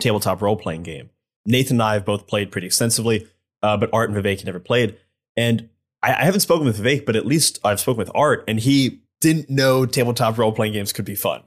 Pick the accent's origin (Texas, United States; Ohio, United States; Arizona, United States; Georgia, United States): Ohio, United States; I'm from Ohio